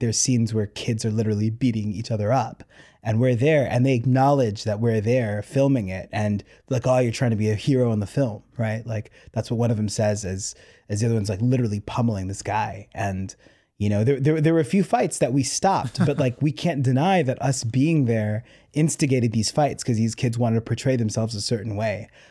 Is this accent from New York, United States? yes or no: yes; New York City, New York, United States; I'm so New York. I'm so, I'm so Queens.